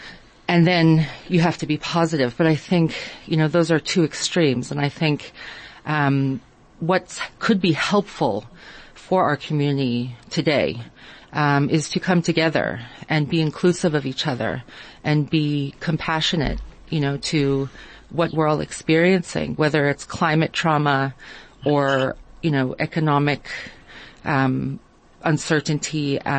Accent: Israel; also born or lived in United States; now in South Africa; I would say I'm a South African by choice, originally from the United States. I actually grew up in Israel as well.

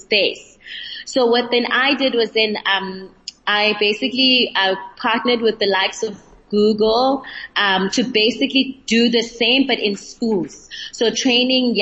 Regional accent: East London, Eastern Cape, South Africa; From the Eastern Cape, London

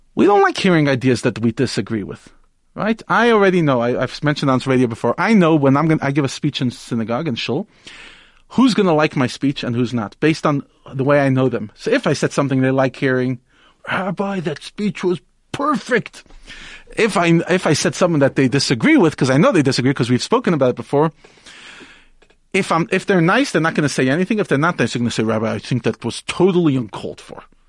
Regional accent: United States; moved away; I grew up in America

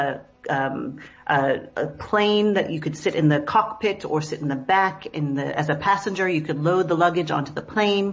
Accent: Seattle, Washington, United States; moved away as an adult; also born or lived in New York City; now in South Africa; where I grew up in Seattle and outside Seattle

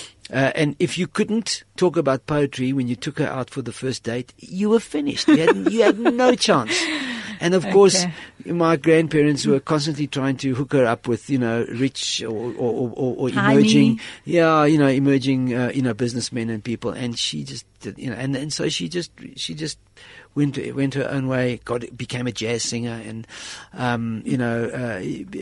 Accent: Gweru, Midlands, Zimbabwe; moved away; also born or lived in Rochdale, England / South Africa; I grew up on his farm in Gwelo in Zimbabwe

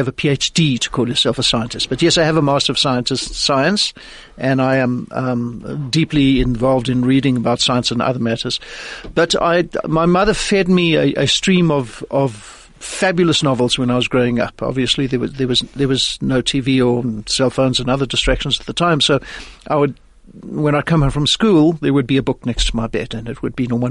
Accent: Johannesburg, Gauteng, South Africa; moved away as an adult; also born or lived in Los Angeles, United States; I'm basically a nice Jewish boy from Johannesburg. I grew up here in Johannesburg, but my mother was American

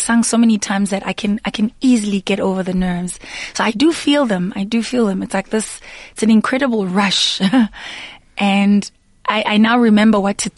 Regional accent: Daveyton, Gauteng, South Africa; not too far from my hometown, Daveyton

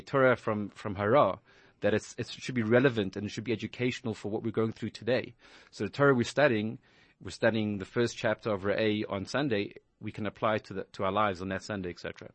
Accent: Johannesburg, Gauteng, South Africa; moved away as an adult; also born or lived in Israel; now in New York, United States; I grew up in Johannesburg, South Africa

